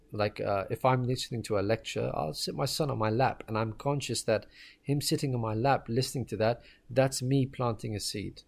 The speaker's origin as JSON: {"language": "English", "country": "Ireland", "tie": "born or raised there", "also_born_or_lived": "Pakistan", "moved": "yes", "said": "I was born and raised in Ireland."}